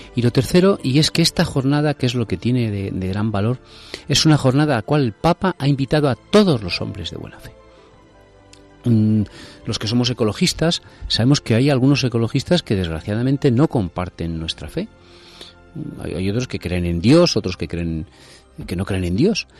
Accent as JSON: {"language": "Spanish", "country": "Spain"}